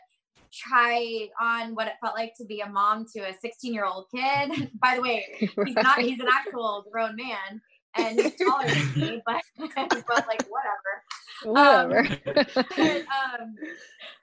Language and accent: English; Florida, United States; we're both from Florida. We have like we were raised in like similar backgrounds